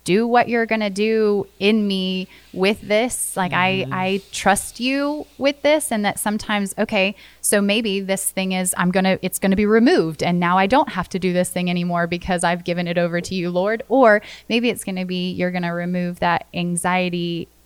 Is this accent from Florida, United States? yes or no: yes; Florida, United States; Growing up in Florida